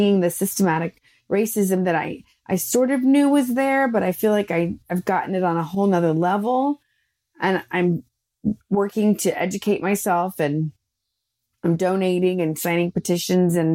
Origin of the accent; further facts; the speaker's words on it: the South, United States; the way I was conditioned was to be nice and polite and not direct growing up in the South